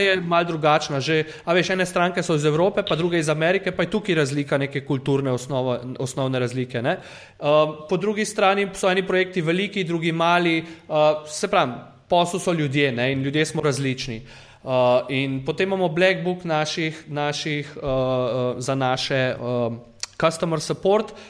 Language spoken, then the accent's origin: Slovenian; Prekmurje, Slovenia; jaz sem iz Slovenije